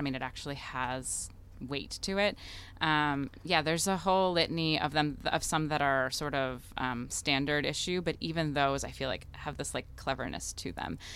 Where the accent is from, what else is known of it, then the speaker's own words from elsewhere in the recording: United States; first language Russian; English is a second language; the child of immigrants in the United States